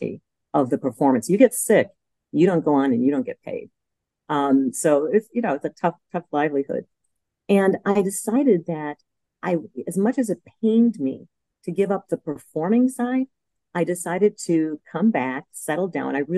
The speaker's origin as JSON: {"language": "English", "town": "Milwaukee", "region": "Wisconsin", "country": "United States", "moved": "as an adult", "lives_now": "San Diego, United States", "said": "UW-Madison, which happens to be my home state, I'm from Milwaukee originally"}